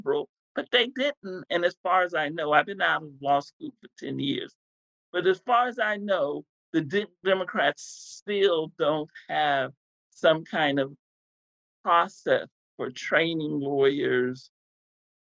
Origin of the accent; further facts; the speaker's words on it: Texas, United States; I grew up in Texas was pregnant, single mother pregnant with my first child in 1970